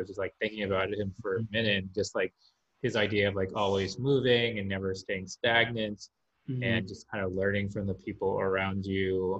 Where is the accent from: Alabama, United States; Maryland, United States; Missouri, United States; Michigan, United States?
Maryland, United States; Silver Spring; moved away as an adult; also born or lived in New York / Vietnam / London; now in Los Angeles, United States; I was born in this city called Silver Spring, Maryland, which is right outside Washington, D.C. It's immediately outside Washington. And I lived there until I was 17. Then I moved to New York for college. I went to NYU.